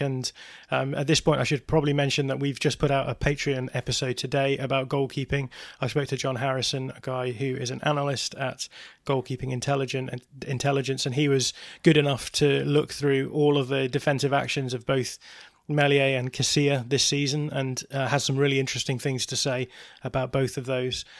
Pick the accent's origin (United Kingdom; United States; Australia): United Kingdom; England; I am English